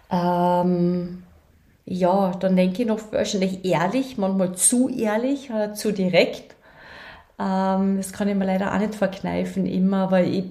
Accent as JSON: {"language": "German", "town": "Klagenfurt", "region": "Carinthia", "country": "Austria", "tie": "born or raised there", "said": "nein, ich bin da aufgewachsen in Klagenfurt, ähm, aber ich habe sechs Geschwister."}